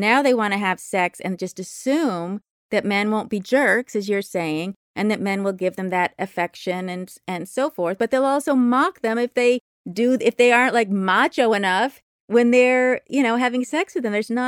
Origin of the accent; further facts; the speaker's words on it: Berkeley, California, United States; growing up in Berkeley, and I was born in 1961, and my father's a professor at Berkeley.